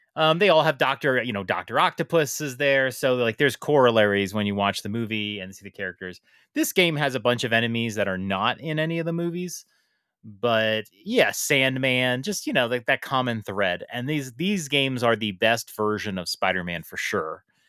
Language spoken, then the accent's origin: English; New York City, New York, United States; as a New Yorker